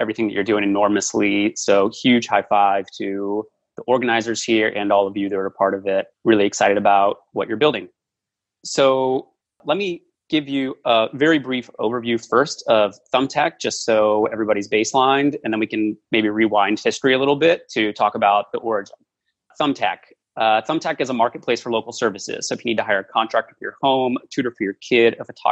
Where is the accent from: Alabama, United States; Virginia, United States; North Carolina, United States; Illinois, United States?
Virginia, United States; Washington, D.C. area in; born or raised there